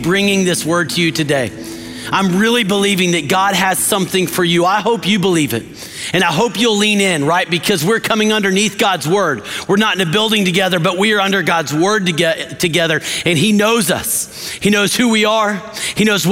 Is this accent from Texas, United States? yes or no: yes; West Texas, United States; I grew up in West Texas